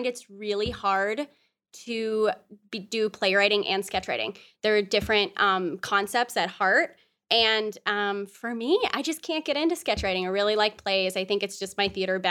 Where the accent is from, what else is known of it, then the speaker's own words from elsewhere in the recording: Mount Lebanon, Pennsylvania, United States; moved away as an adult; also born or lived in Boston, Massachusetts; now in New York, United States; I'm originally from Pittsburgh, PA.